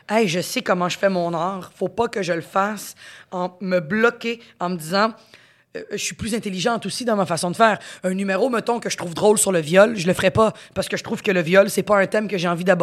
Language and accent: French; Quebec, Canada; accent: Quebec French; mon accent, quand même, c'est pas un accent québécois très prononcé, fait que je me, je m'adapte très bien.